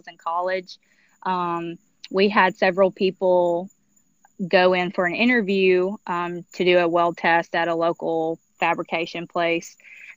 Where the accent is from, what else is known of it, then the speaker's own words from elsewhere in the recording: Alabama, United States; moved away; I'm originally from Alabama